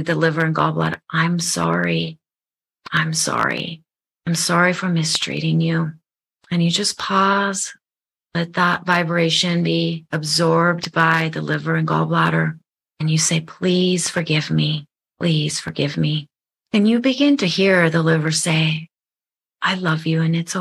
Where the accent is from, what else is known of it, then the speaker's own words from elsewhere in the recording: Japan; now in United States; I'm from Japan. I grew up in Japan.